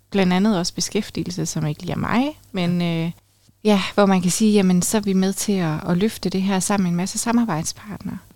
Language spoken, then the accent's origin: Danish; Funen, Southern Denmark, Denmark; now in Aalborg, Denmark; jeg er jo faktisk vokset op på Fyn